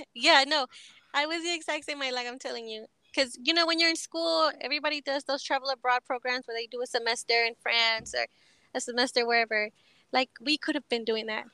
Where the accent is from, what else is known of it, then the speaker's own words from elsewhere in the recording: Texas, United States; also born or lived in Mexico; I grew up in Texas